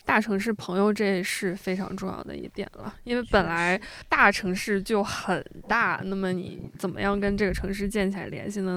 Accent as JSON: {"language": "Chinese", "town": "Shijiazhuang", "region": "Hebei", "country": "China", "also_born_or_lived": "Shanghai", "moved": "as an adult", "lives_now": "Beijing, China", "said": "我是石家庄人嘛，它嗯离北京非常近，基本嗯上石家庄人来北京工作、生活、读书是一个非常自然而然的路径"}